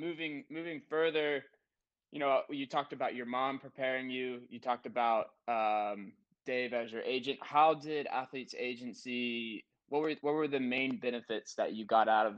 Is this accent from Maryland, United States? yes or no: no; South Carolina, United States; moved away as an adult; also born or lived in Denver, Colorado; I'm actually from South Carolina.